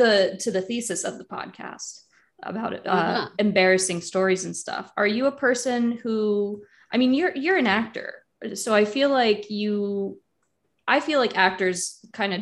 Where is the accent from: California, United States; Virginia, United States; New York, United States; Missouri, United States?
Virginia, United States; Northern; I'm from Northern Virginia